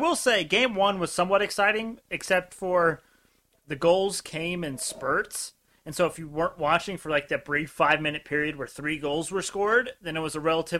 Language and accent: English; Indiana, United States; we're from Indiana, we're Pacers fans.